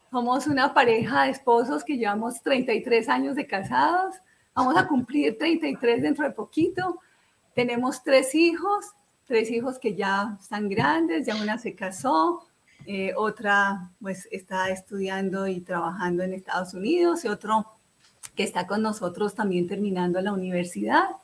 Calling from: Bogotá, Colombia; Bueno, yo soy aquí compatriota de Juan Carlos, yo estoy en Colombia, estoy en Bogotá, en Bogotá

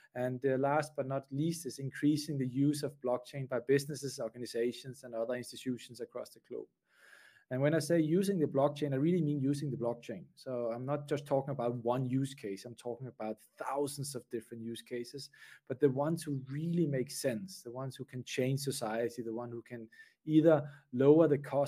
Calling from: Switzerland; So basically, I'm calling in from Switzerland today.

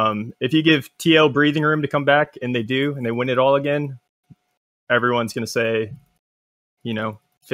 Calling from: Jacksonville, Florida, United States; I'm calling from Jacksonville, Florida.

